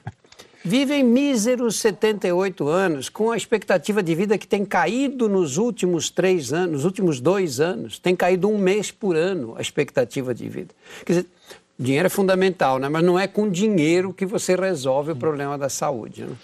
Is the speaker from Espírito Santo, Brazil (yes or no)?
no; São Paulo, Brazil; quando eu era menino, nasci no Brás, é um bairro da Zona Leste de São Paulo, o primeiro bairro da Zona Leste, bairro operário.